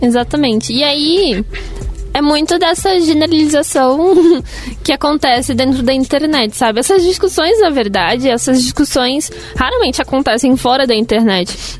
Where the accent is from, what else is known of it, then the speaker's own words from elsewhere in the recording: São Paulo, Brazil; Sou de São Paulo